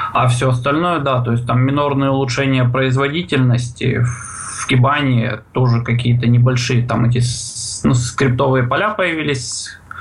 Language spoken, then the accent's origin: Russian; Russian Far East, Russia; сам я с Дальнего Востока